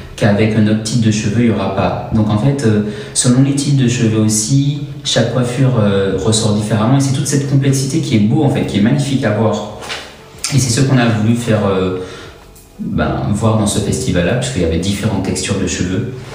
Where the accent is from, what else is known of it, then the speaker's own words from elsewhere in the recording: Martinique; now in Montpellier, France; je viens de Martinique